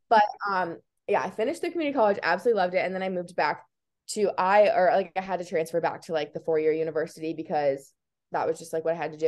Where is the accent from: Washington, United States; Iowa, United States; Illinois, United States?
Iowa, United States; I was born and raised in Iowa, which everyone thinks is so crazy, um, but I kinda love it. I'm, like, a very proud Iowan